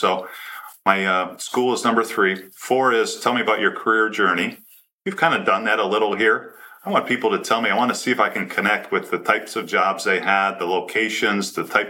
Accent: Michigan, United States; because I'm from Michigan and there was a basketball team that was the Fab Five.

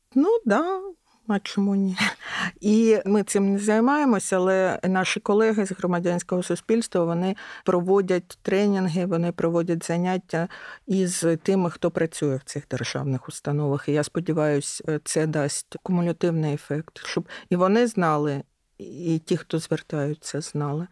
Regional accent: Kyiv, Ukraine; я киянка

